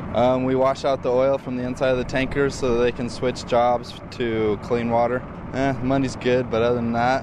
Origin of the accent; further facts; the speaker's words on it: Boise, Idaho, United States; moved away as an adult; now in North Dakota, United States; I'm from Boise, Idaho.